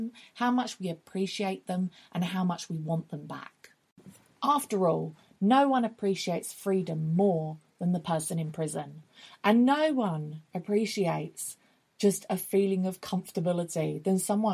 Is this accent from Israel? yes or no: no; Essex, East of England, United Kingdom; moved away as an adult; now in London, United Kingdom; where we grew up in Essex. And so I've been living in London for like the last 10 to 15 years.